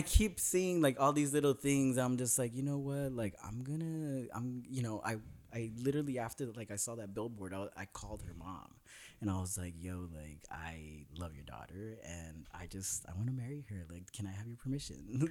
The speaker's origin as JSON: {"language": "English", "region": "Northern California", "country": "United States", "lives_now": "Los Angeles, United States", "said": "I'm from Northern California"}